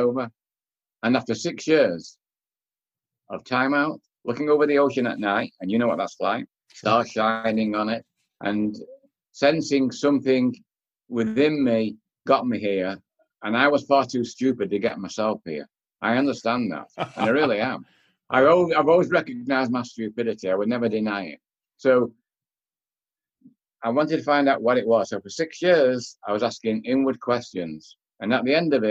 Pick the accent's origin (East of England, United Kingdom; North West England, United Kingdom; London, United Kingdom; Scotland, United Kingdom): North West England, United Kingdom; Manchester; moved away; I was born in Manchester, England, 1945, end of the war. A corner row house, no running hot water, outside toilet. People said it was poverty. Nobody ever told me I was poor. So for 19 years, I guess that was my palace. I used to play out in the street